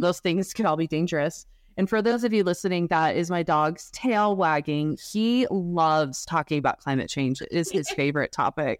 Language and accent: English; Utah, United States; growing up in Utah